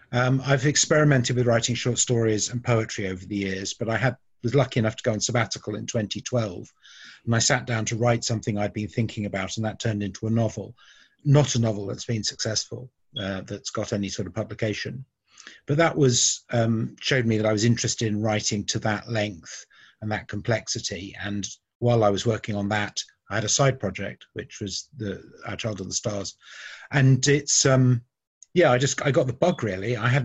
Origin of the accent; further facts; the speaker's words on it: Bristol, South West England, United Kingdom; also born or lived in United States; now in London, United Kingdom; Well, although I was born in America, I came to Bristol when I was 2 years old, and I've lived all over the south of England, and I've been living in London since 1997.